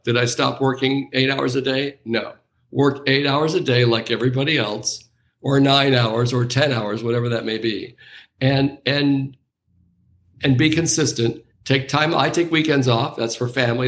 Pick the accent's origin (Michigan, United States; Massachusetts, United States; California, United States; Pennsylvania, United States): California, United States; Anaheim; I grew up near Disneyland, so this was in Anaheim